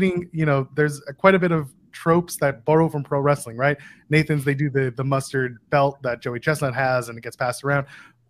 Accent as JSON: {"language": "English", "town": "Ottawa", "region": "Ontario", "country": "Canada", "tie": "born or raised there", "said": "I grew up in Ottawa, and Ottawa to me was never a wrestling town."}